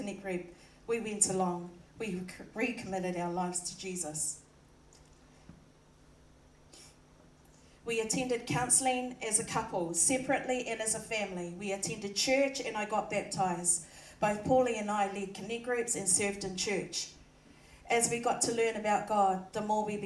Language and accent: English; Auckland, New Zealand; I was born in New Zealand and raised by both my mum and dad. We lived in Glen Innes and Panmure in most of my childhood years.